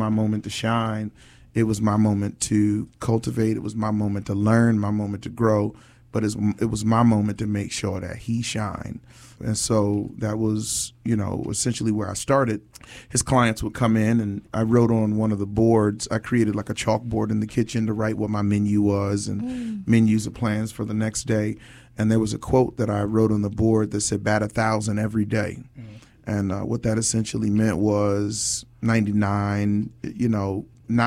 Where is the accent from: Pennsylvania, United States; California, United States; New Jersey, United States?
New Jersey, United States; Newark; moved away; also born or lived in Tampa / Miami / Los Angeles; I'm from New Jersey, by way of Tampa, by way of Miami, by way of Los Angeles. I've lived and worked in each of those markets. But New Jersey is home, specifically Newark, New Jersey, a.k.a. Brick City